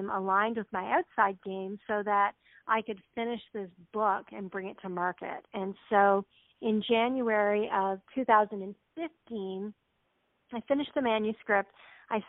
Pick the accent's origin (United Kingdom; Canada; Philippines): Canada; I grew up in Canada, and I was raised by a single mom